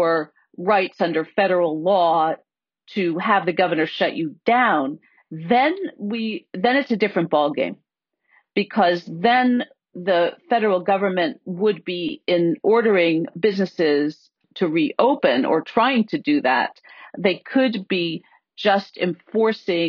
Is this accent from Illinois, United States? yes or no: no; Pennsylvania, United States; my home state of Pennsylvania